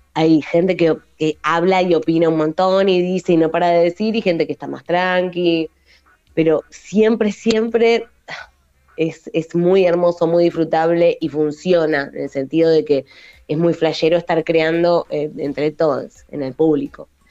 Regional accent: Buenos Aires, Argentina; moved away as an adult; now in western Greater Buenos Aires, Argentina; yo soy porteña, pero ahora viviendo en el oeste

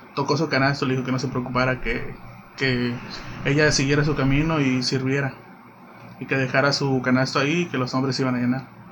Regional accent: Domingo Arenas, Puebla, Mexico; now in Cabo San Lucas, Mexico; soy originario de Puebla, específicamente de un municipio, de un municipio llamado Domingo Arenas

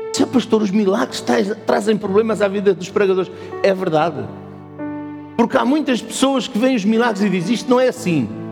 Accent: Portugal; nós somos portugueses

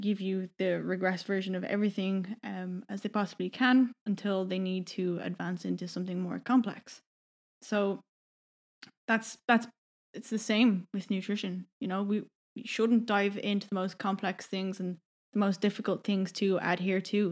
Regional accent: Donabate, Leinster, Ireland; moved away as an adult; also born or lived in Vancouver, Canada; I'm from Donabate

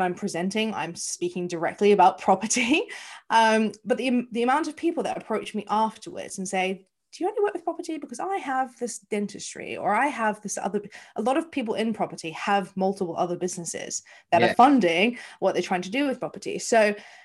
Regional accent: New Zealand; moved away as an adult; now in London, United Kingdom; As you can probably hear from my accent, I am not from the UK. I am from New Zealand. I have lived here 14 years

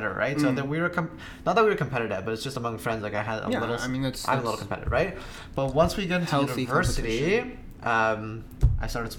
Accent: Canada; I grew up in Canada

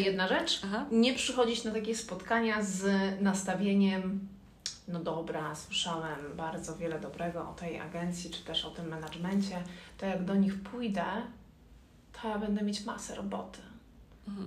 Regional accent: Ciechanów, Masovian Voivodeship, Poland; moved away as an adult; now in Warsaw, Poland; Nie jestem z Warszawy. Przyjechałam z Ciechanowa.

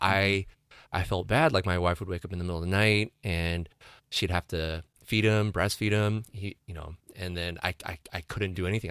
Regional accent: San Diego County, California, United States; my hometown, uh, breweries

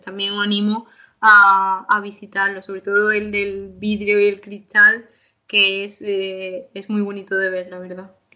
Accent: Málaga, Andalusia, Spain; nuestra ciudad

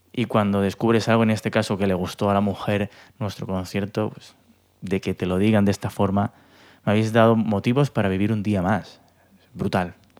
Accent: Elche, Valencian Community, Spain; also born or lived in Bristol; soy de Elche

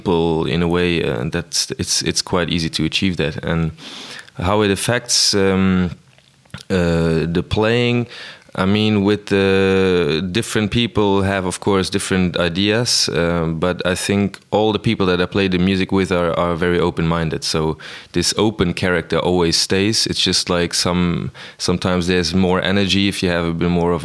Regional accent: Luxembourg; also born or lived in Amsterdam / Brussels; I'm from Luxembourg

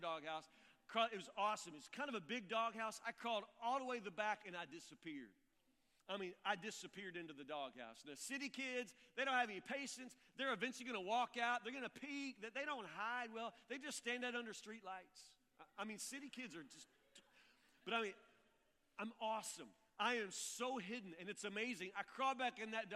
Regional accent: near Woodburn, Kentucky, United States; I'm a country kid. I grew up in Matlock, which is actually a suburb of Woodburn

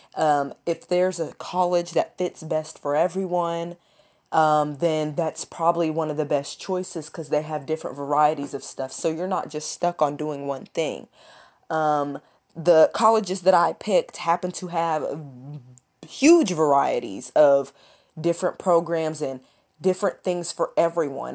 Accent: Lexington, Kentucky, United States; I was born and raised in Lexington, Kentucky.

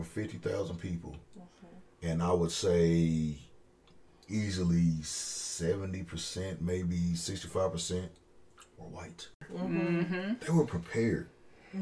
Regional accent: Texas, United States; I'm from Texas

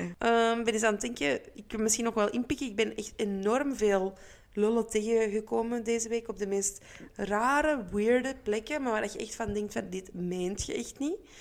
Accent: Antwerp, Flanders, Belgium; Waar ik dus vandaan kom

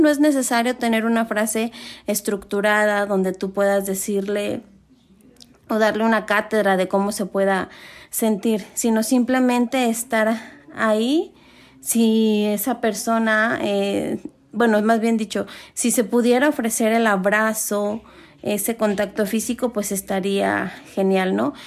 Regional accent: Mexico; nosotros como mexicanos que celebramos el día de, de Muertos

